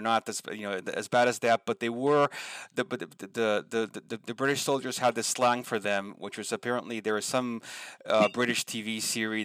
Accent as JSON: {"language": "English", "country": "Argentina", "tie": "born or raised there", "said": "growing up in Argentina"}